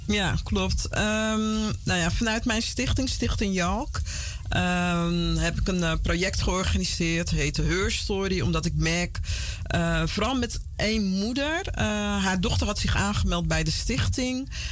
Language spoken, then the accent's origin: Dutch; Vlaardingen, South Holland, Netherlands; born or raised there; also born or lived in Paramaribo, Suriname / Utrecht / Amsterdam; now in Almere, Netherlands